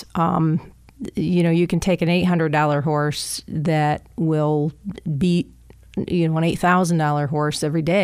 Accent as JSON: {"language": "English", "area": "Eaton County", "region": "Michigan", "country": "United States", "tie": "born or raised there", "said": "I grew up in Eaton County"}